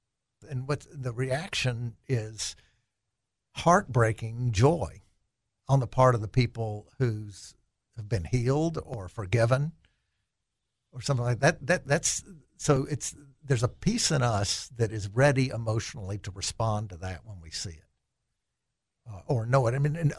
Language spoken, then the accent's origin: English; El Dorado, Arkansas, United States; also born or lived in Harrison / Jackson, Mississippi / Little Rock; Well, I was born in El Dorado, moved to Harrison, and then to Jackson, Mississippi, and then back to Little Rock.